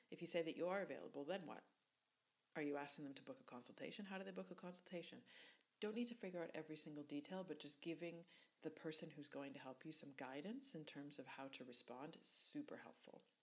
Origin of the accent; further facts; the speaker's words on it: Canada; accent: Canadian; my Canadian accent